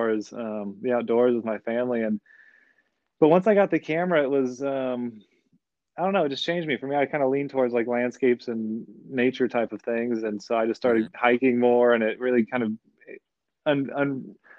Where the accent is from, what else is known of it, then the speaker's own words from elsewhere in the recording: Austin, Texas, United States; I grew up in Austin, but growing up here